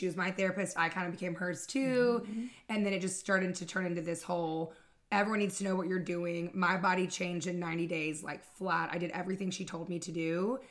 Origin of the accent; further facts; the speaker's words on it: Fayetteville, North Carolina, United States; So I am from Fayetteville, North Carolina, 910 represent.